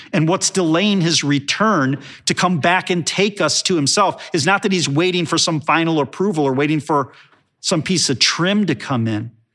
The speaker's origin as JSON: {"language": "English", "town": "Chicago", "region": "Illinois", "country": "United States", "tie": "born or raised there", "said": "growing up in Chicago"}